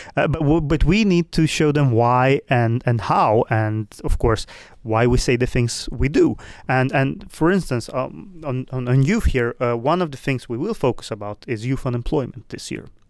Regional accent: Sweden; also born or lived in Moldova; I am, as you say, born in Moldova, but I live in Sweden, which I have lived almost my entire life

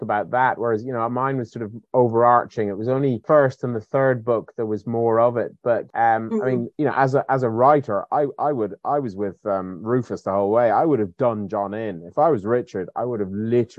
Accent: Ireland; moved away as an adult; now in United Kingdom

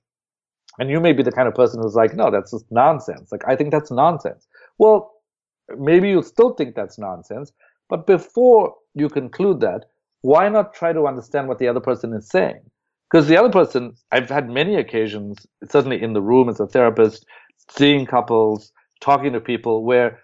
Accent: South Africa; moved away as an adult; now in United States; I'm originally from South Africa, so when I got to Harvard, you know, I'm sort of a typical immigrant

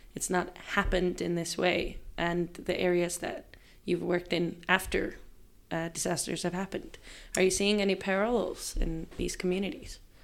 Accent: Reykjavik, Capital Region, Iceland; I grew up in Reykjavik

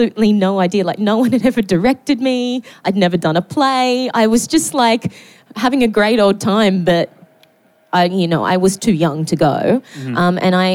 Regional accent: Newcastle, New South Wales, Australia; I grew up in Newcastle

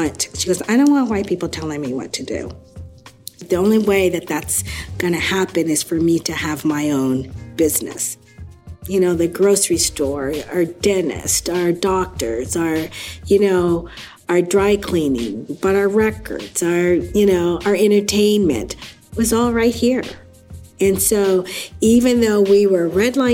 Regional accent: Seattle, Washington, United States; I was born in Seattle, Washington.

